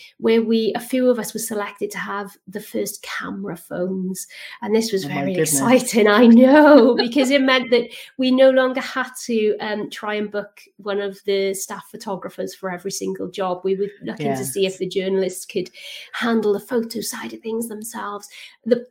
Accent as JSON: {"language": "English", "region": "South Wales Valleys", "country": "United Kingdom", "tie": "born or raised there", "said": "So I grew up in the South Wales Valleys in a small town."}